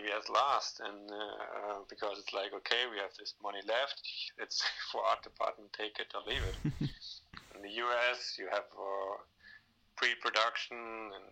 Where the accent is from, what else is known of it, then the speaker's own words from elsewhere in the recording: Denmark; English is a second language; also born or lived in Germany; now in Berlin, Germany; I was born here, but I was raised in Denmark, which is a little bit mm-hmm. up north. But then I, I moved back to, to Berlin